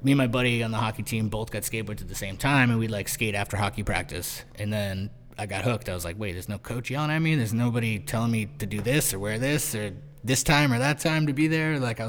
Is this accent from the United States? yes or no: yes; Chatham, Massachusetts, United States; now in New York, United States; Cape Cod's like, I grew up in Chatham. It's like, most of Cape Cod, it's like a fishing area. It's like a peninsula on the northeast coast that sticks out below Canada and Maine and all that stuff. And yeah, it's just like fishing.